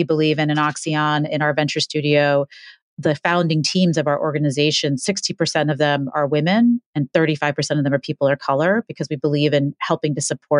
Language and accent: English; New York City, New York, United States; I was born in Hell's Kitchen when it was Hell's Kitchen in the 70s